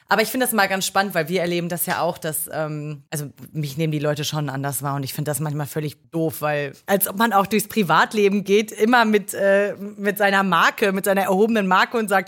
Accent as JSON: {"language": "German", "area": "Ruhr area", "region": "North Rhine-Westphalia", "country": "Germany", "moved": "yes", "lives_now": "Berlin, Germany", "said": "bei uns im Ruhrgebiet, da wo ich herkomme"}